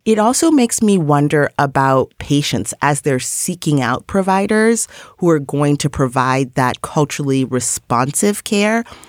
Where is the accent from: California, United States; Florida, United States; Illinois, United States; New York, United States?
New York, United States; New York City; as a New Yorker